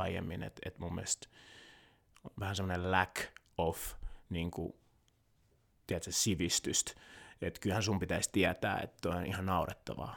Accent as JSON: {"language": "Finnish", "town": "Helsinki", "region": "Uusimaa", "country": "Finland", "tie": "born or raised there", "also_born_or_lived": "Kinshasa, Democratic Republic of the Congo / Loviisa, Finland"}